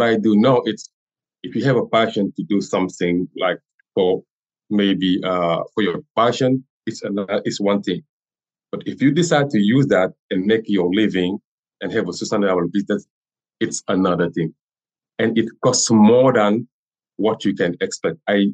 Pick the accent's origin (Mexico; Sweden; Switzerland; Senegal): Senegal; first language French; English is a second language; moved away as an adult; now in Rhode Island, United States; I have everything in Senegal and I never travel.